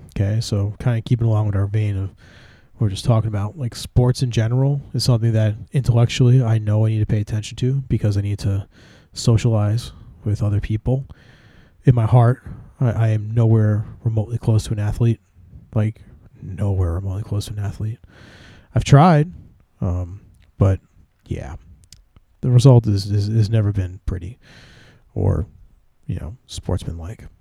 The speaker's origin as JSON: {"language": "English", "region": "New Jersey", "country": "United States", "said": "I'm from Jersey"}